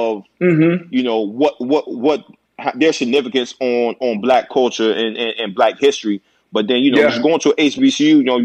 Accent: Virginia, United States; my life experience in Virginia

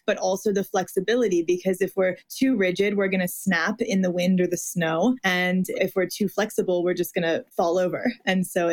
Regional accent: Midwest, United States; I was raised in the Midwest, Catholic

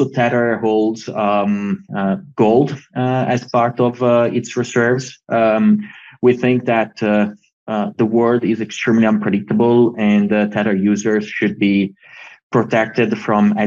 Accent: Italy; we come from Italy

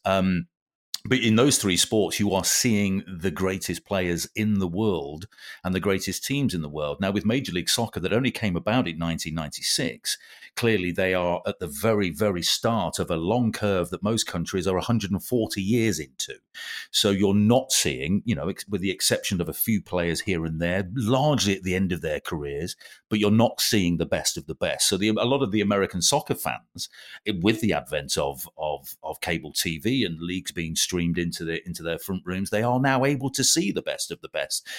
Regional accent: England, United Kingdom; being English

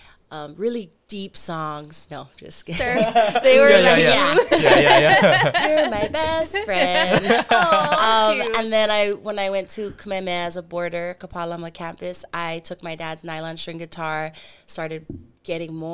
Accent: Hawaii, United States; also born or lived in San Diego / Kingston, Jamaica / Hong Kong / Kona; I was raised in Hawaii

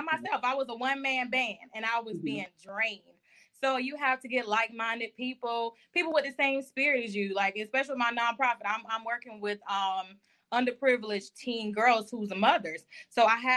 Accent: Orangeburg, South Carolina, United States; now in Jacksonville, United States; I am originally from Orangeburg, South Carolina, and I currently reside in Jacksonville, Florida

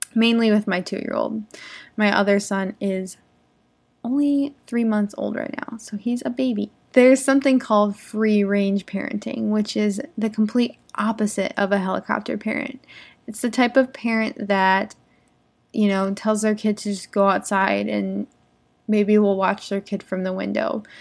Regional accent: United States; I'm an English teacher from America. I live in the United States.

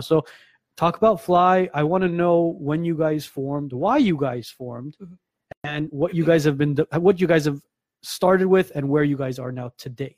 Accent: Gyumri, Shirak, Armenia; my hometown of Gyumri, mm-hmm. Armenia

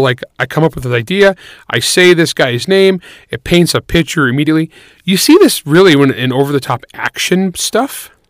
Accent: San Joaquin Valley, California, United States; the San Joaquin Valley of California amongst the Portuguese, where I grew up

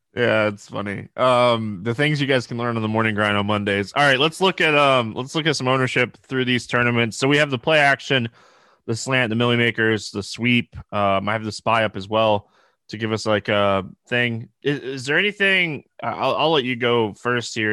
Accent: the South, United States; I'm from the South

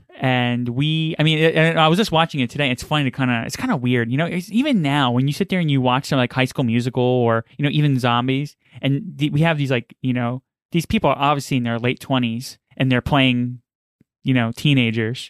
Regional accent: New York City, New York, United States; I grew up in New York and Queens

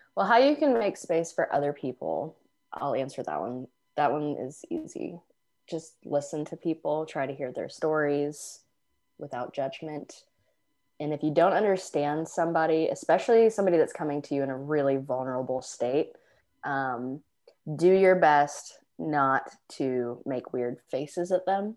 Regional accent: Midwest, United States; moved away as an adult; also born or lived in Los Angeles; we're from the Midwest

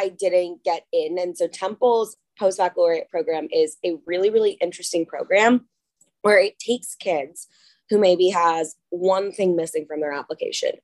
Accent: Dallas, Texas, United States; moved away as an adult; now in Philadelphia, United States; I'm originally from Dallas, Texas

